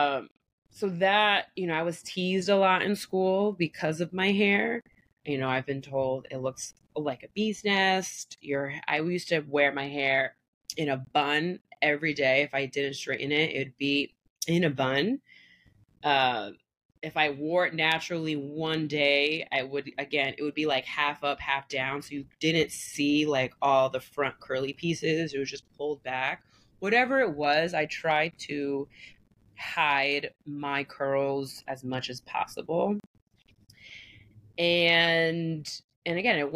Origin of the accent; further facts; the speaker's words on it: small town north of the Bronx, New York, United States; also born or lived in Staten Island, New York; I grew up in a very predominantly white small town. I was born in Staten Island. My mom's from DR. My dad is white. Parents divorced. My dad actually stayed. He moved to the Bronx. And my mom moved up north, like a hour or so away from the Bronx